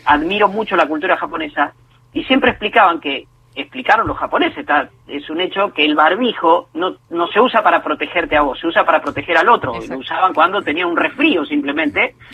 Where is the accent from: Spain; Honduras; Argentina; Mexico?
Argentina; Puan, Buenos Aires Province; now in Greater Buenos Aires, Argentina; yo soy bonaerense de nacimiento y bonaerense de residencia. Ahora bien, vivo en dos lugares demasiado diferentes, nací y vivo en dos lugares demasiado diferentes de la provincia de Buenos Aires